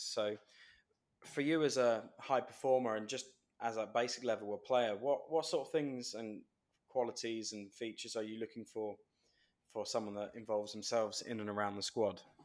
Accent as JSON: {"language": "English", "region": "England", "country": "United Kingdom", "said": "as an Englishman"}